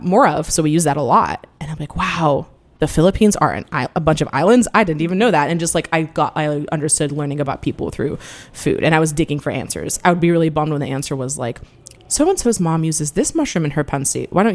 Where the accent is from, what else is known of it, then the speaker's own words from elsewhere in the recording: Seattle, Washington, United States; Growing up in Seattle, I had friends from many different backgrounds